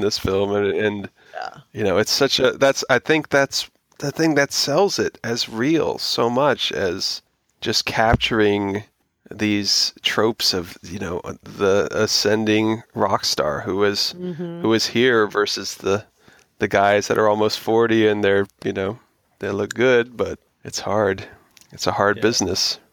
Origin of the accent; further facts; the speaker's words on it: Florida, United States; growing up in Florida where I did